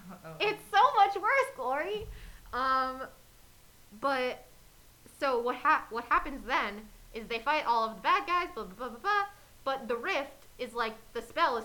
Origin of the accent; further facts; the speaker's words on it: New York City, New York, United States; I grew up in Queens.